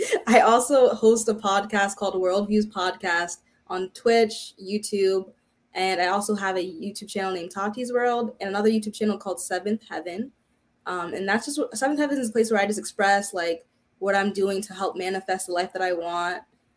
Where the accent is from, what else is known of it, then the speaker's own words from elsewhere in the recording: Providence, Rhode Island, United States; first language Haitian Creole; English is a second language; also born or lived in Florida / New York; I'm originally from Rhode Island, Providence, Rhode Island.